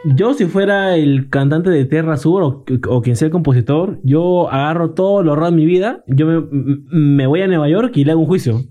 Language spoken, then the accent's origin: Spanish; Peru; nosotros que somos de Perú, país vecino